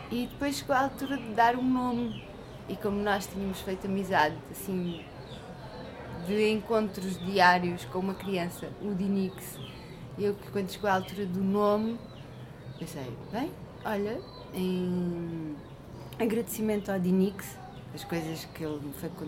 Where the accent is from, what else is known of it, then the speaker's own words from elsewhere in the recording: Alentejo, Portugal; moved away as an adult; now in São Tomé, São Tomé & Príncipe; eu nasci no Alentejo uhum. e assim num bairro pequeno.